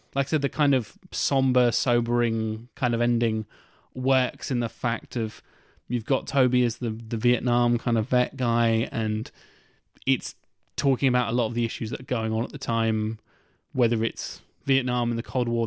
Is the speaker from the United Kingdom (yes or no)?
yes; United Kingdom; we're British